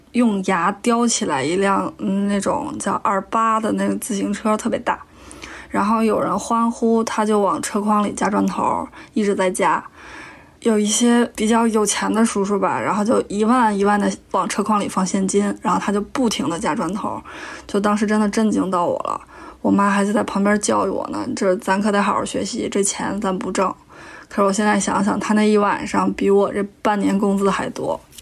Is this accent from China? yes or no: yes; Tianjin, China; 来自天津的卑微广告人